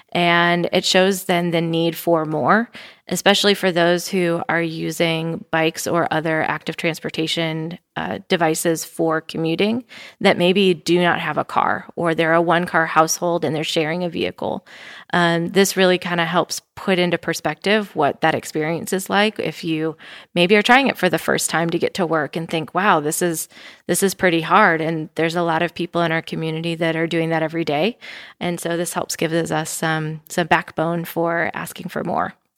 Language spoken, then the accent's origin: English; Wisconsin, United States; now in Bentonville, United States; I am from Wisconsin